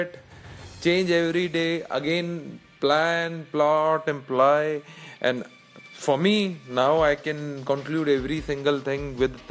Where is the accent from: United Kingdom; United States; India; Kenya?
India; I'm from India